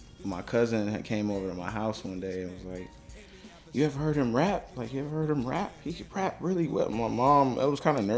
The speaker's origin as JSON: {"language": "English", "town": "Chicago", "region": "Illinois", "country": "United States", "tie": "born or raised there", "said": "I'm from South Shore"}